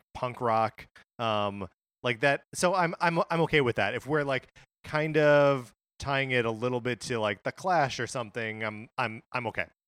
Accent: Wisconsin, United States; moved away; born and raised in Wisconsin, lived there for, uh, you know, over I don't know, like, twenty-five years

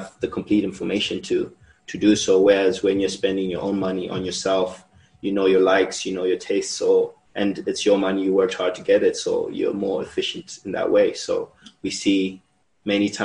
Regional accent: Zimbabwe; now in Mexico; I am from Zimbabwe, but I am a Mexico resident.

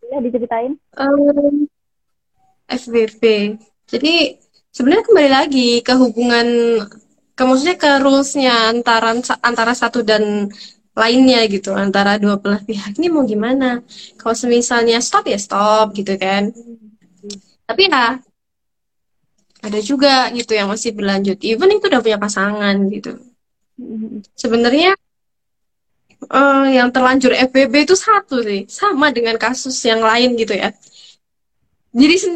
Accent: Sumatra, Indonesia; born there; itu karena saya kelahiran Sumatera ya guys ya sorry

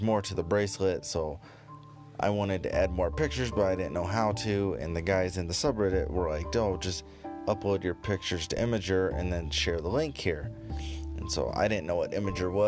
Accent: United States; me being an American tourist

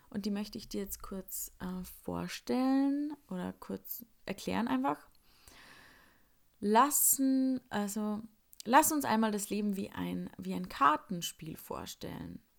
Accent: Upper Austria, Austria; now in Salzburg, Austria; ich komme eigentlich aus Oberösterreich und lebe jetzt in Salzburg und an den Wochenenden fahre ich dann noch oft heim mit den Öffis.

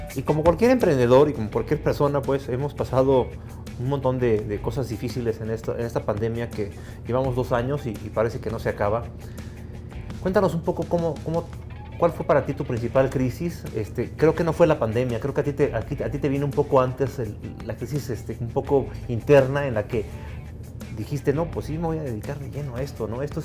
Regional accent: Mexico; este país que vivimos, que nos gusta tanto y que amamos

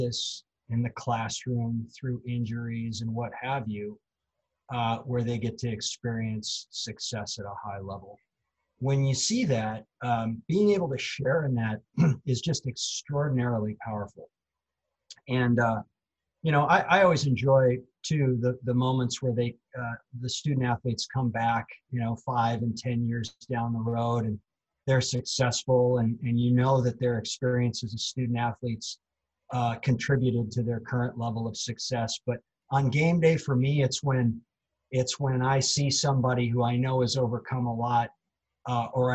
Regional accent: North Dakota, United States; moved away as an adult; I grew up in North Dakota, and my dad was a high school athletics director.

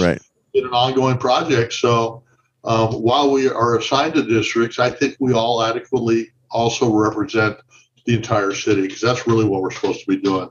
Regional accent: Santa Barbara, California, United States; moved away as an adult; now in Oxnard, United States; I'm from the Santa Barbara area originally

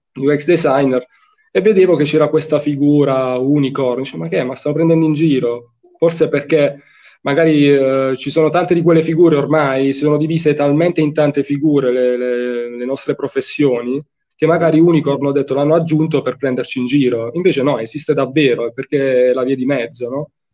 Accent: Fasano, Apulia, Italy; Io sono di Fasano, in provincia di Brindisi

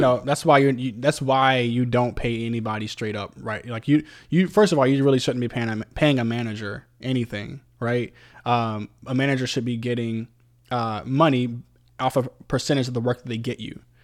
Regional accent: Virginia Beach, Virginia, United States; moved away; I'm from Virginia Beach originally. Uh, that's my hometown

